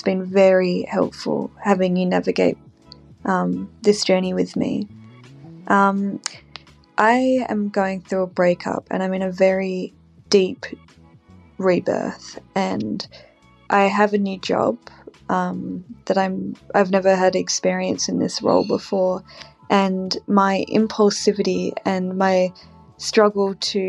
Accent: Australia; I'm from Australia.

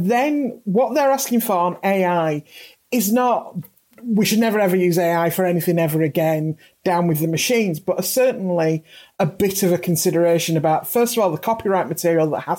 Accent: United Kingdom; as a British writer working in the British system

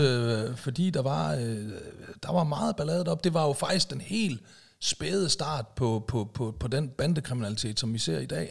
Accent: Aalborg, North Denmark Region, Denmark; now in Zealand, Denmark

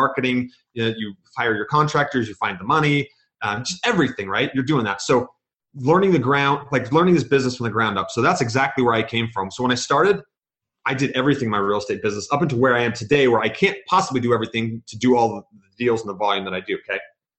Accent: Georgia, United States; born there; also born or lived in Virginia / New York / Kansas / Germany; now in Utah, United States; I'm an Army brat. So I was born in Georgia. I've lived in Virginia.

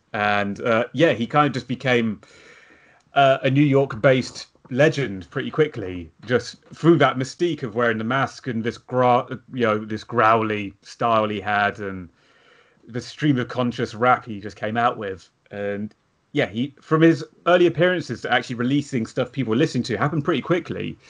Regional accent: United Kingdom; as Brits

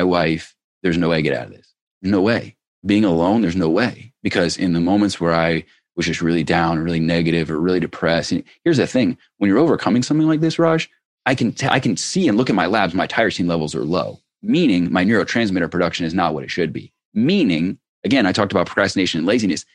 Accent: Cincinnati, Ohio, United States; I grew up in Ohio.

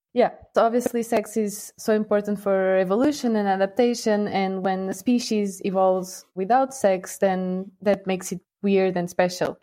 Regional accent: Portugal; moved away as an adult; now in Lausanne, Switzerland; I'm from Portugal

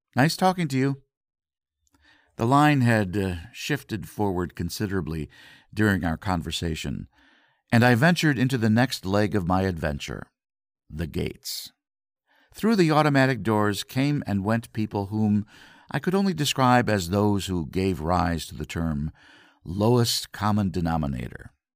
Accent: Grand Rapids, Michigan, United States; I'm from Grand Rapids, Michigan

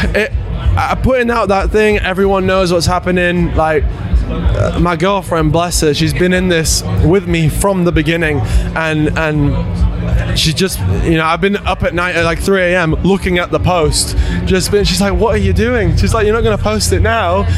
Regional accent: Leeds, Yorkshire and the Humber, United Kingdom; hometown show. We're, we're from Leeds

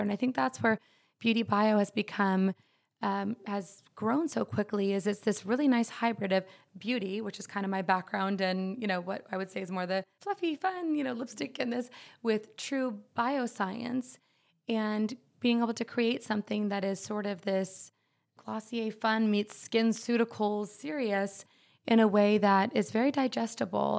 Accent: Dallas, Texas, United States; We, we grew up in Dallas

